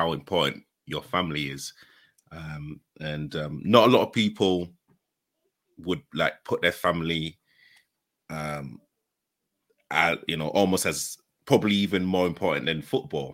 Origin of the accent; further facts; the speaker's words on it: Leeds, Yorkshire and the Humber, United Kingdom; I'm from Leeds